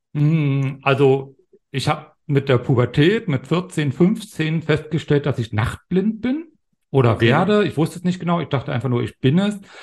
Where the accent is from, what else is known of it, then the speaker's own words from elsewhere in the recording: GDR, Brandenburg, Germany; ich bin ja ein Kind der DDR sozusagen, bin 72 in der, in der DDR in Brandenburg geboren